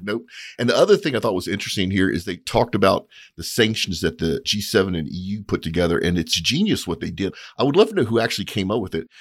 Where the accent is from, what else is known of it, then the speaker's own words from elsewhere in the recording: United States; I'm an American